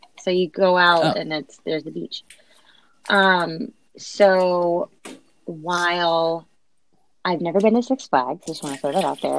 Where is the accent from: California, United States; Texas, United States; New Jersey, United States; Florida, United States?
Florida, United States; Orlando; I grew up in Orlando-ish.